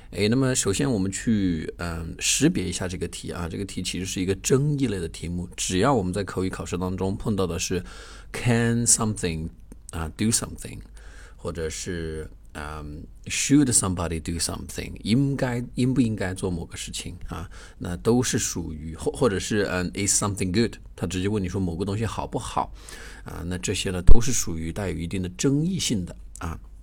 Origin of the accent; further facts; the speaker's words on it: China; 我们中国人